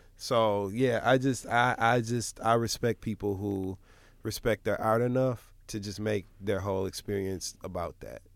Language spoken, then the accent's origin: English; Michigan, United States; I'm from Michigan